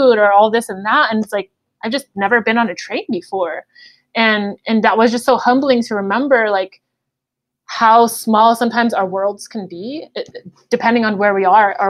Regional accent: United States; I taught in the same district that I grew up in Pittsburgh Unified School District

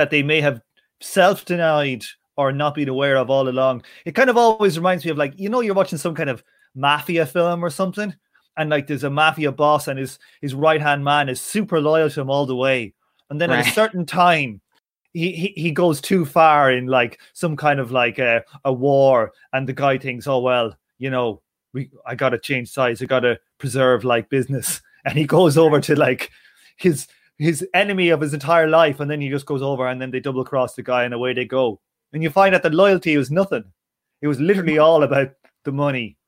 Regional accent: Ireland; I'm from Southern Ireland

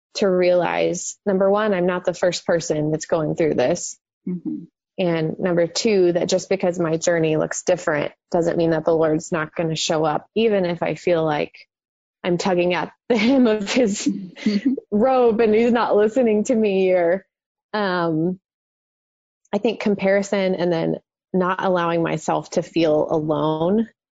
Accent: Dallas, Texas, United States; born or raised there

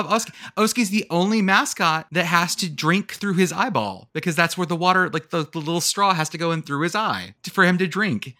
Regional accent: Texas, United States; moved away as an adult; I'm from Texas, but I went to college on the East Coast.

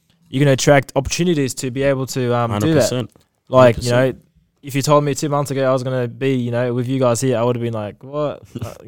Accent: Australia; I'm from Australia

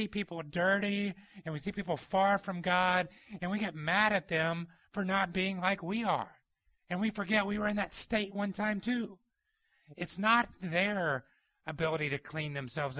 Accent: Georgia, United States; The house I grew up in Georgia had a really big front yard

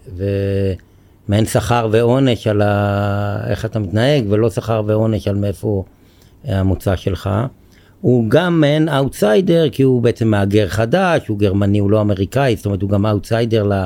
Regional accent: Ramat HaSharon, Tel Aviv District, Israel; אני בן רמת השרון במקור, גר במושב הרבה שנים

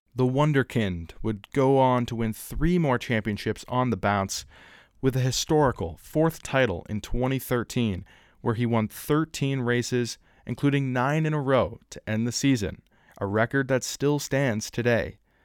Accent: Canada; my home country

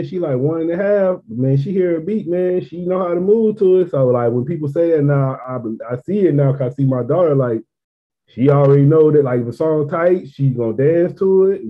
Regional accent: Mississippi, United States; moved away as an adult; now in California, United States; I've been out here since 2000, but I'm from Mississippi.

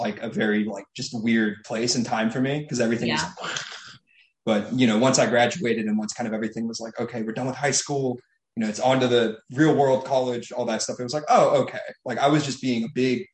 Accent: Tucson, Arizona, United States; Fifth grade. I moved up from Tucson.

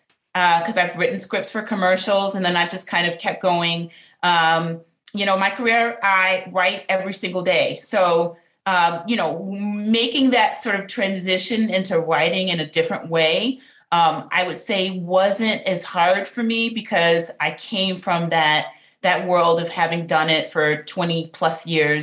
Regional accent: New York City, New York, United States; now in Atlanta, United States; I'm originally from New York City, Southside, Jamaica, Queens, which was a tough little area.

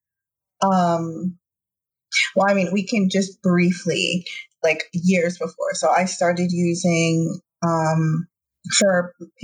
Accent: New York, United States; I'm from New York

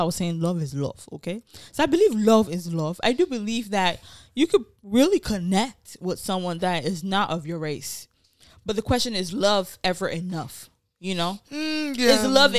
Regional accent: Nigeria; now in United States; I grew up in Nigeria

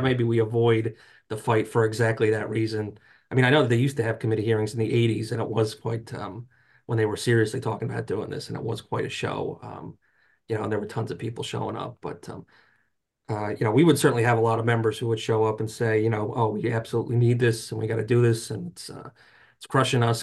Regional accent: New Jersey, United States; I grew up in North Jersey, so until Uh, I was, like, twenty years old

